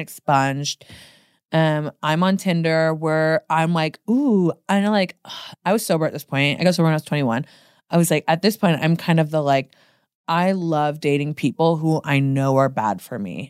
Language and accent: English; Portland, United States; moved away as an adult; now in Los Angeles, United States; I'm from Portland.